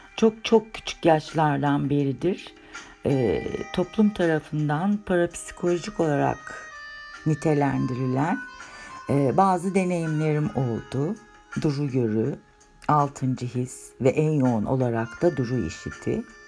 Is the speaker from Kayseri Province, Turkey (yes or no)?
no; Istanbul, Turkey; 1963 İstanbul doğumluyum